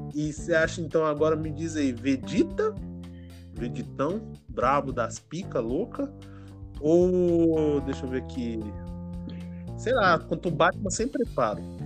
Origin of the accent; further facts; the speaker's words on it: Minas Gerais, Brazil; moved away; eu sou mineiro, então fala biscoito